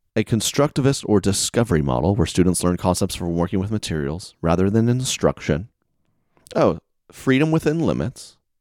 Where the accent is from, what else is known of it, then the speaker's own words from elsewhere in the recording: the South, United States; moved away; I'm from the South